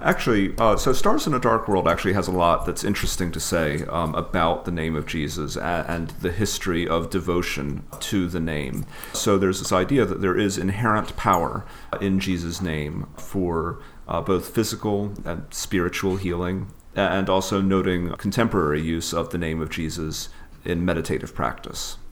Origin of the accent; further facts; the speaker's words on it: the South, United States; Growing up in the South